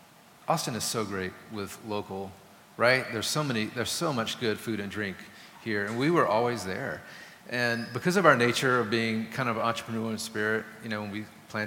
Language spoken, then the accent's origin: English; Germany; I grew up in Germany for a while. My dad was in the Air Force